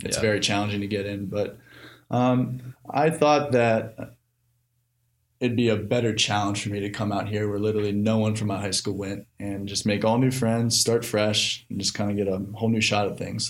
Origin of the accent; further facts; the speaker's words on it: State College, Pennsylvania, United States; moved away as an adult; now in West Lafayette, United States; Born and raised in State College, Pennsylvania, which for those of you, some of you probably know, that is the town where Penn State University is.